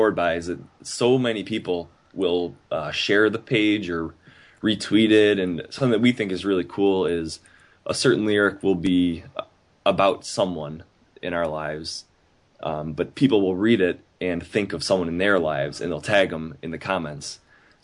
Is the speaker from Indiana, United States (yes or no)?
no; Buffalo, New York, United States; we're from Buffalo, we're very close to Canada.